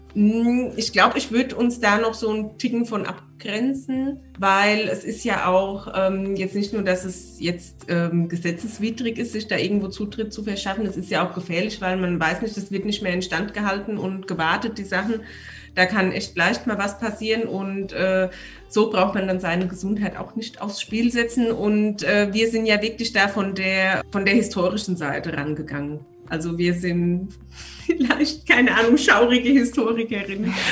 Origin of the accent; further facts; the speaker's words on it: Aschaffenburg, Bavaria, Germany; moved away; also born or lived in Munich; ich komme ja aus Unterfranken, aus Aschaffenburg